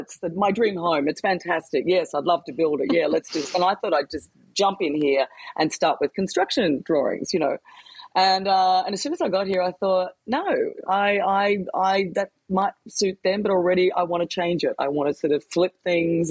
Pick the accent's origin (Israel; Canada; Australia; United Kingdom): Australia; Queensland; It reminds me of growing up in Queensland